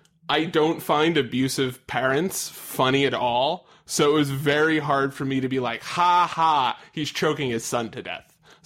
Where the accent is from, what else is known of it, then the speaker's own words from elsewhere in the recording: Long Island, New York, United States; I'm from Long Island